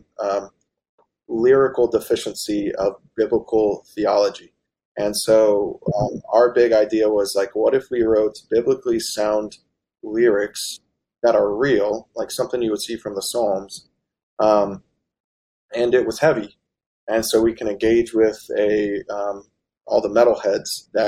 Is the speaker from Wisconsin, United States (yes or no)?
no; West Virginia, United States; we're from West Virginia